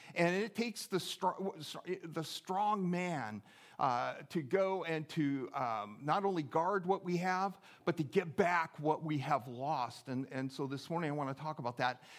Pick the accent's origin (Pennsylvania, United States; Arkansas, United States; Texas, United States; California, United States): California, United States; just outside of Oakland; also born or lived in Seattle, Washington; now in Eagle River, United States; I grew up just outside of Oakland, California